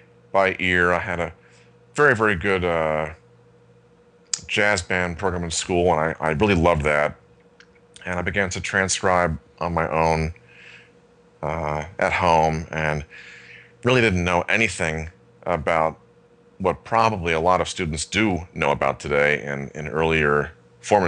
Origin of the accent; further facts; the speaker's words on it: Syracuse, New York, United States; where I grew up in outside of Syracuse, New York